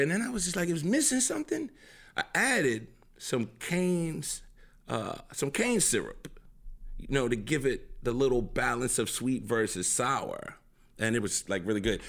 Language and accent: English; New Orleans, Louisiana, United States; I'm seven ward down